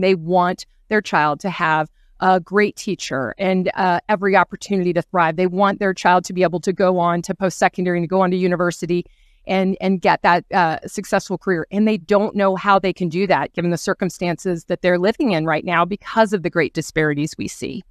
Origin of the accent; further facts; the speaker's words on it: the Midwest, Ohio, United States; I come from the Midwest in Ohio